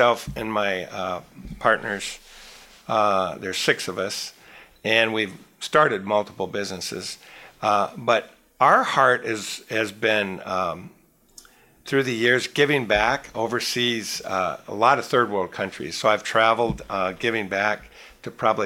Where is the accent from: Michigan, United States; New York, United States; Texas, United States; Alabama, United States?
Michigan, United States; Petoskey; I'm from Northern Michigan, a little resort area, Petoskey, Michigan